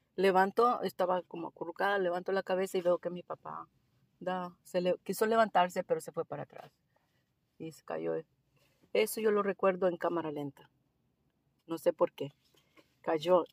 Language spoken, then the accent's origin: Spanish; El Salvador; also born or lived in Costa Rica; now in Melbourne, Australia; Yo soy del Salvador